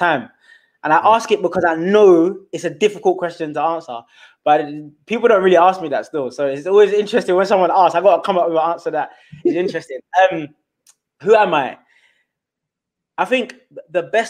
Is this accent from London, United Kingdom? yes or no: yes; London, United Kingdom; first language Twi; English is a second language; So I grew up in Southeast London. I'm a London born Ghanaian, born in this country